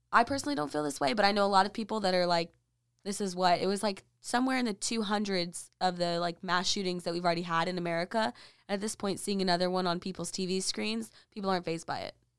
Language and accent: English; Texas, United States; I was from Texas